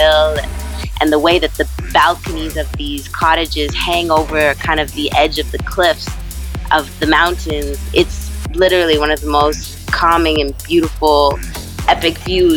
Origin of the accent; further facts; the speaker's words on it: Edmonton, Alberta, Canada; I worked my hometown of Edmonton, Alberta, Canada